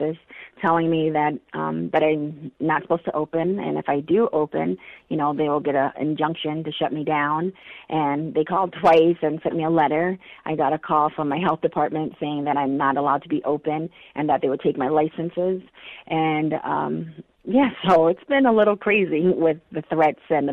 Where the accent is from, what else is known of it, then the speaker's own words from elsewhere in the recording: Marshall, United States; I grew up in Marshall